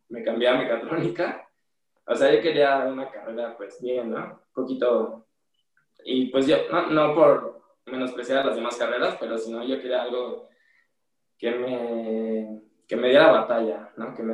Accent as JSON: {"language": "Spanish", "town": "Guadalajara", "region": "Jalisco", "country": "Mexico", "said": "Y bueno, cuando me fui de, de Guadalajara a la Ciudad de México a buscar una mejor estabilidad en cuestiones de la escuela, del deporte, porque aquí ya se me estaban complicando un poquito las cosas en cuestiones económicas y igual la familia un poquito."}